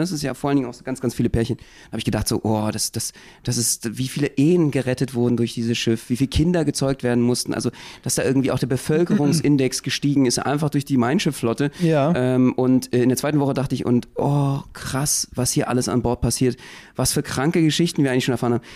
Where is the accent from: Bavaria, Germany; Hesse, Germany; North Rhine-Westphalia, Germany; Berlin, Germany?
Berlin, Germany; Wir als Berliner